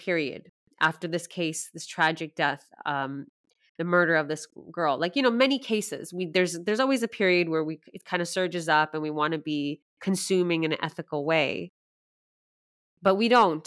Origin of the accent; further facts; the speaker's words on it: Canada; now in Sweden; I was born and raised in Canada